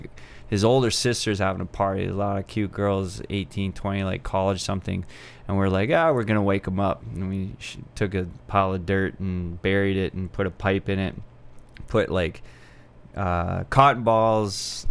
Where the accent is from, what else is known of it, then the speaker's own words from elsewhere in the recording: Edmonton, Alberta, Canada; moved away; also born or lived in Athabasca, Alberta; I grew up in Edmonton, Alberta on the north side